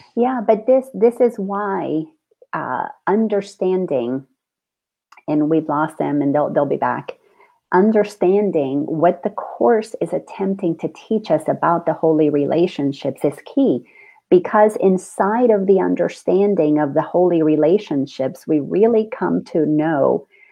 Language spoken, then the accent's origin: English; Dominican Republic; I grew up in the Dominican Republic.